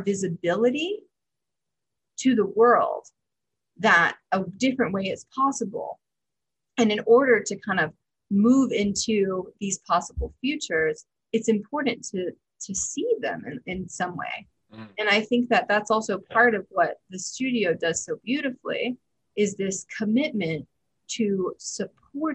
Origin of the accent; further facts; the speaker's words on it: Tennessee, United States; I'm from Tennessee